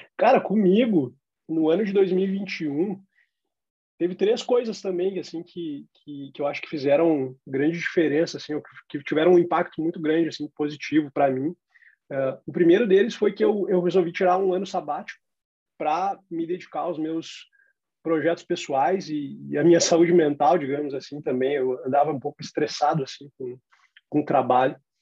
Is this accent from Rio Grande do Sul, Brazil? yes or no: yes; Porto Alegre, Rio Grande do Sul, Brazil; em Porto Alegre, na minha cidade natal